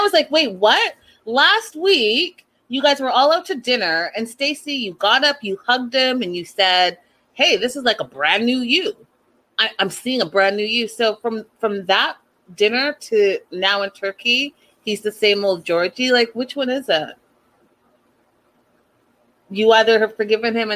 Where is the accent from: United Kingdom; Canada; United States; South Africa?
Canada; growing up in Canada